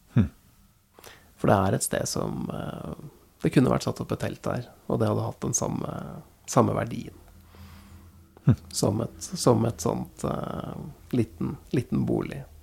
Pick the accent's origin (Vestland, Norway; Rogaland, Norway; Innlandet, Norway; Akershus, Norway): Akershus, Norway; Nittedal; Jeg har jo flytta tilbake til der jeg vokste opp uh, nå, og jeg har jo innsett at jeg blir jo aldri ferdig med nærmarka til, til, uh, til Nittedal, da, hvor, jeg, hvor jeg bor.